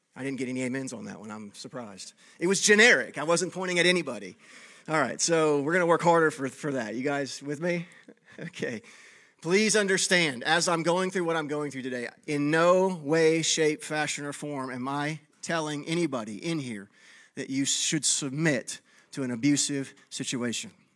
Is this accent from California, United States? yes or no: no; Texas, United States; moved away; I grew up in Texas where there was no ice